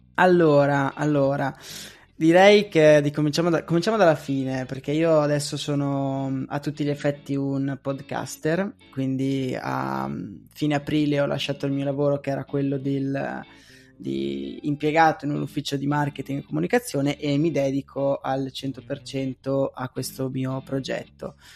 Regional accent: Pordenone, Friuli-Venezia Giulia, Italy; born or raised there; moved away as an adult; also born or lived in Agordo / Falcade / Padua / Venice

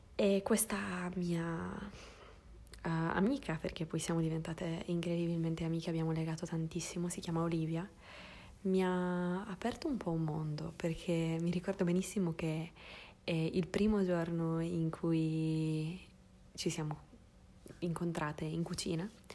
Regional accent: Sardinia, Italy; moved away; sono nata in Sardegna, in cui, che, che è un posto in cui abbiamo una forte tradizione culinaria

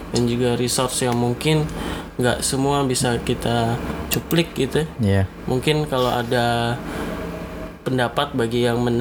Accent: Yogyakarta, Special Region of Yogyakarta, Indonesia; karena gue dari Jogja

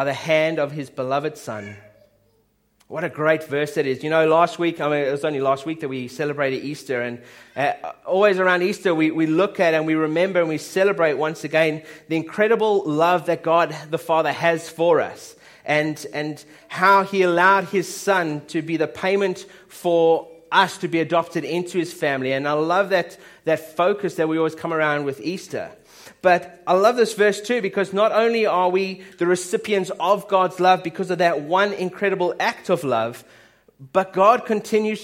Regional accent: South Africa; my dad's Swiss, my mum's British, I'm South African

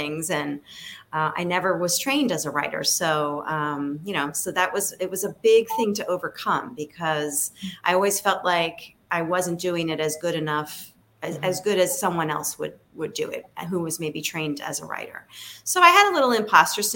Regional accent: Philadelphia, Pennsylvania, United States; I was growing up in Philadelphia

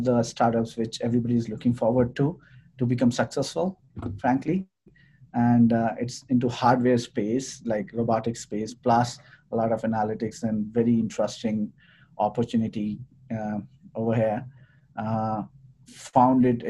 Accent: India; moved away as an adult; also born or lived in Sweden; now in Calgary, Canada; born and brought up in India

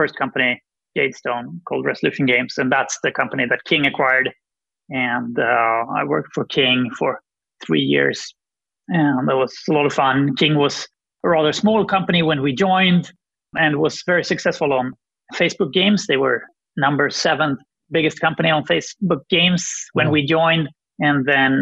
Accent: Sweden; I'm from Sweden

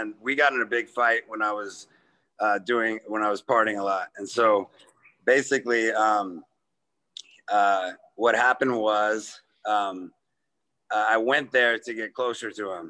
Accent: Midwest, United States; Yeah, and I'm from the Midwest, so you're going to New York

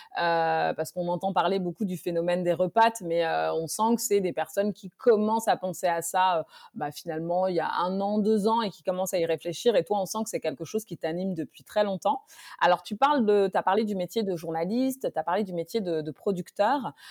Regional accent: Guinea; nous allons en Guinée-Conakry, dans mon pays d'origine

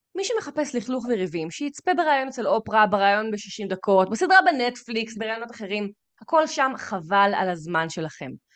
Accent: Israel; אני ישראלית

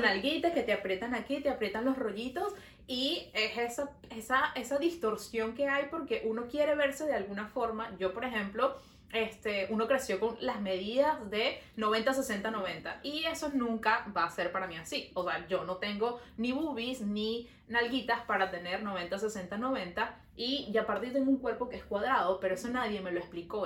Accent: Venezuela; now in Montreal, Canada

